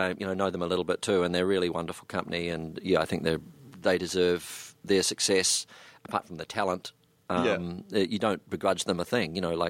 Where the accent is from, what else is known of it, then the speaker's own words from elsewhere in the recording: New Zealand; suddenly it was being a New Zealander and standing in the middle of a group of people and really not saying hardly anything, just going, yeah, was suddenly quite credible.